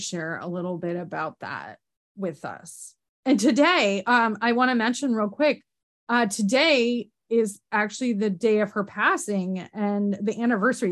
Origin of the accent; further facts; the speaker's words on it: upstate New York, United States; accent: Canadian; I'm from like upstate New York, like practically Canada, like near the border where Cornwall is.